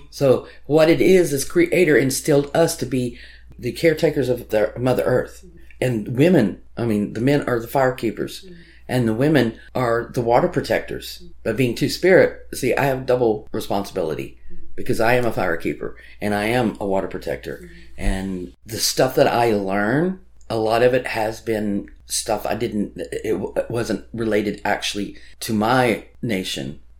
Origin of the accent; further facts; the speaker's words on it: Ireland; I am Irish, so I do have a line of Celtic traditions